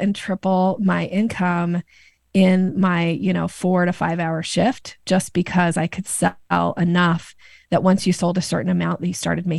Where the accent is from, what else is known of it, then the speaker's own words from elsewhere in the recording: Boise, Idaho, United States; moved away as an adult; also born or lived in Seattle, Washington; I grew up in Boise, Idaho. Boise. I lived in the Seattle area for 27 years, and I am back in Boise and have been for the last 3 years.